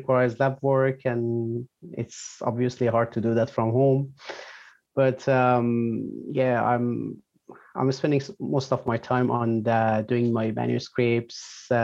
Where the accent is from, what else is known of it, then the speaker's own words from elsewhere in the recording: Iran; English is a second language; moved away as an adult; also born or lived in Malaysia; now in Australia; I'm from Iran